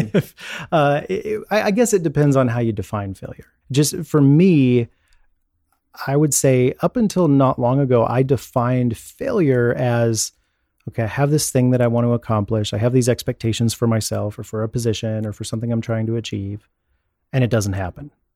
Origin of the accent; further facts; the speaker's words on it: Dallas, Texas, United States; also born or lived in Houston, Texas; Born in Houston, and within a few years, my parents moved to the Dallas area so my dad could become a Dallas police officer